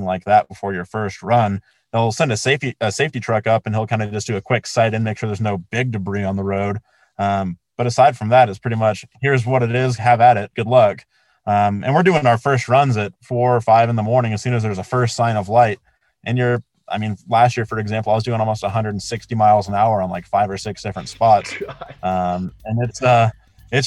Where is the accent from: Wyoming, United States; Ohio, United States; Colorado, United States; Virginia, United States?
Colorado, United States; Colorado Springs; growing up in Colorado Springs, like I look at Pike's Peak every single morning when I wake up